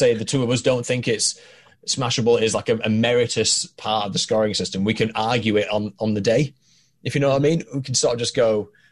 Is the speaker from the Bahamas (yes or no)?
no; Halifax, Yorkshire and the Humber, United Kingdom; Halifax, which is where I come from